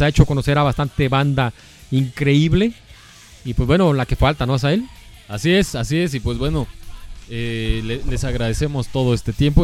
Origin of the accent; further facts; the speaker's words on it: Guadalajara, Jalisco, Mexico; somos de acá de Guanatos.